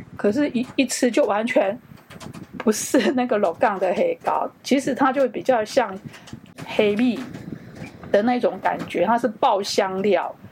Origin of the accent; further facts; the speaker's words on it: Changhua County, Taiwan; moved away as an adult; also born or lived in Lukang / Taipei; 我是彰化人，然后从小在彰化长大